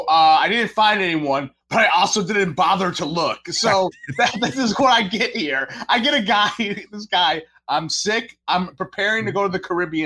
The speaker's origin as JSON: {"language": "English", "town": "Queens", "region": "New York", "country": "United States", "said": "from Queens."}